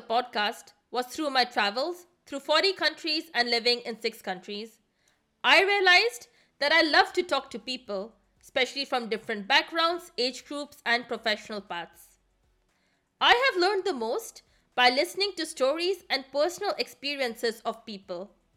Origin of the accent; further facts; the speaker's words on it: India; now in Germany; I come from India, and I currently work in the management consulting sector based out of Germany